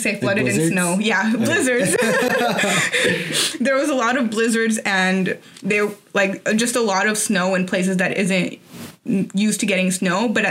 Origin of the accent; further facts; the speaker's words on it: Tampico, Tamaulipas, Mexico; moved away; also born or lived in Arizona; I'm from Tampico, so that's like right next to the Gulf of Mexico